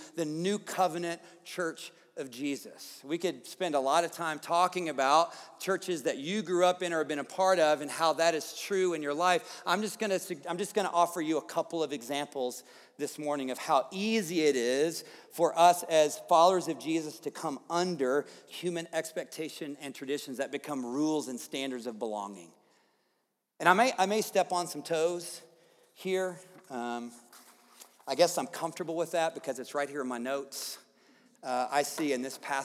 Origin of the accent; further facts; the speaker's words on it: the South, United States; moved away; I grew up in the South